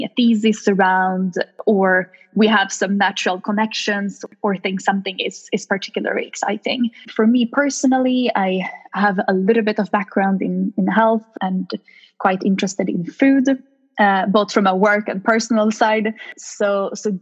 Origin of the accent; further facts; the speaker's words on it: Stockholm, Stockholm County, Sweden; also born or lived in Lund, Sweden; I'm born and raised in Sweden by Polish parents. So I'm a little bit of both. I grew up in a suburb of Stockholm